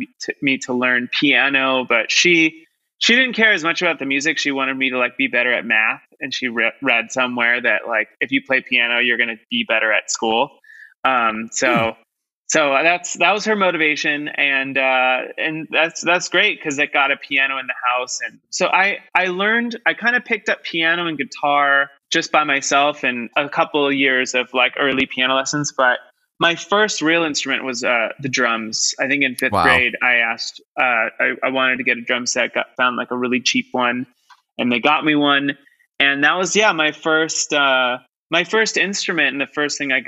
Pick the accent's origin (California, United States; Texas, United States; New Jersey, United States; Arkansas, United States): California, United States; Orange County; I grew up in Orange County and I played drums in a hardcore band for a couple years.